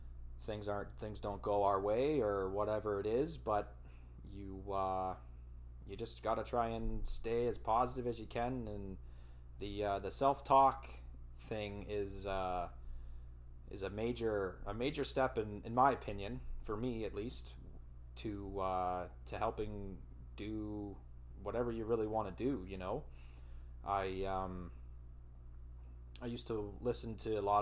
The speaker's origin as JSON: {"language": "English", "town": "Elmira", "region": "Ontario", "country": "Canada", "tie": "born or raised there", "said": "at an insurance building in Almiri, my hometown, home of the Sugar Kings"}